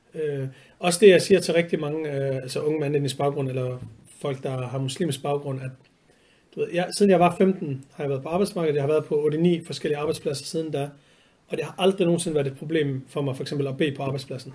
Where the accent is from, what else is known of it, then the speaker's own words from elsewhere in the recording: Vejle, Southern Denmark, Denmark; moved away as an adult; also born or lived in Horsens; now in Copenhagen, Denmark; Jeg er født og opvokset på en rigtig side af Danmark, Jylland, øh, i, i Vejle. Eller faktisk født i Horsens og flyttet til Vejle, da jeg var to år gammel